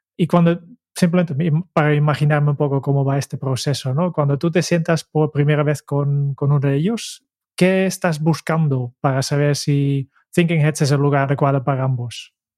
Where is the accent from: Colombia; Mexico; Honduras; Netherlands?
Netherlands; como holandés